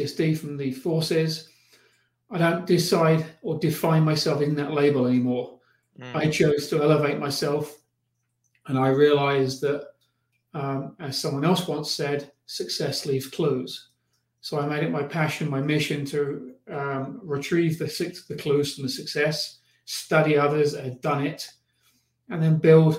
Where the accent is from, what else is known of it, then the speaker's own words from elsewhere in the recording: United Kingdom; also born or lived in Los Angeles; now in Colorado, United States; I'm originally from the UK